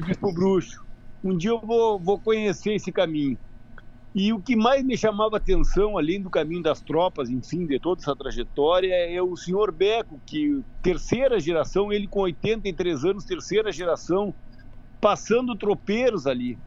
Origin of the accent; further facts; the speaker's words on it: Uruguaiana, Rio Grande do Sul, Brazil; eu sou de Uruguaiana, sou da fronteira, na verdade, eu moro em Uruguaiana